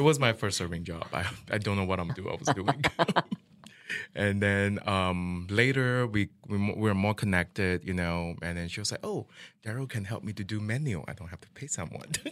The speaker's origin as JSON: {"language": "English", "country": "Malaysia", "moved": "yes", "lives_now": "Kansas City, United States", "said": "I'm from Malaysia"}